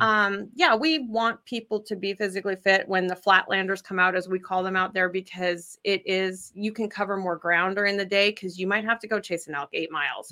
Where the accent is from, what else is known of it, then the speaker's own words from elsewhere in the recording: Idaho, United States; moved away as an adult; I'm originally from Idaho